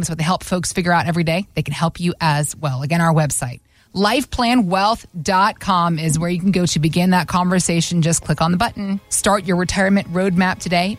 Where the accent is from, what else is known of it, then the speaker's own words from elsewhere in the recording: the South, United States; I grew up in the South, but my parents are from the Northeast